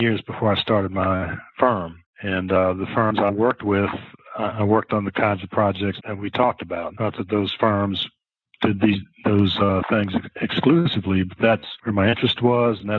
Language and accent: English; Philadelphia, Pennsylvania, United States; moved away; also born or lived in Houston; I was born and raised in Philadelphia